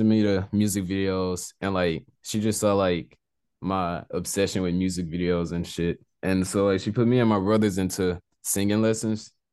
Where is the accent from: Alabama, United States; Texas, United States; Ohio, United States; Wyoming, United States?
Texas, United States; Beaumont; I was born in Beaumont, Texas, but I moved around a little bit, but yeah, basically I'm from Texas, Southeast Texas.